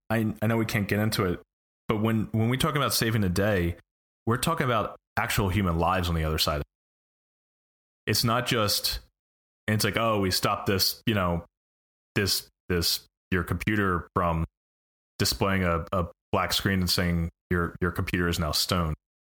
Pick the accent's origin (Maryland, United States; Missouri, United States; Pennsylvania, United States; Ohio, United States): Pennsylvania, United States; Philadelphia; moved away as an adult; now in California, United States; I was born in West Philadelphia. I wasn't raised in West Philly. I grew up in Northeast Philly, but I was in West Philadelphia. I was born.